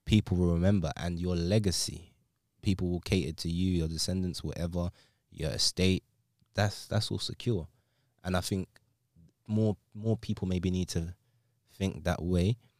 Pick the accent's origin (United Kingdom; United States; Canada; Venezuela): United Kingdom; London; I'm from England, London